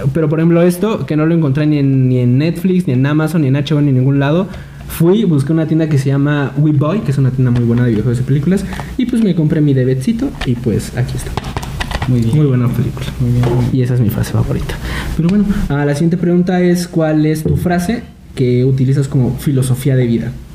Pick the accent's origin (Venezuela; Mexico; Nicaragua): Mexico; nosotros como mexicanos